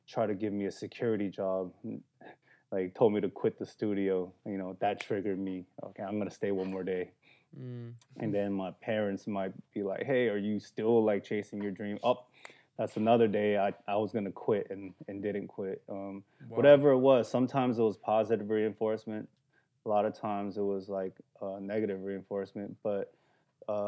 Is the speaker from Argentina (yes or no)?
no; South Korea; now in Los Angeles, United States; I was born in Korea, son of immigrants. We came to this country with $600 in our pocket